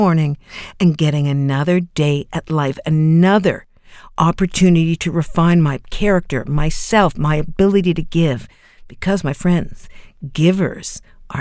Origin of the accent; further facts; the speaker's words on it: Canada; as a Canadian